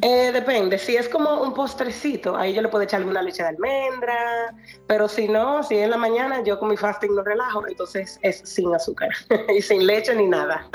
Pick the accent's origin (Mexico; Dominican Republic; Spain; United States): Dominican Republic; los dominicanos, sobre nosotros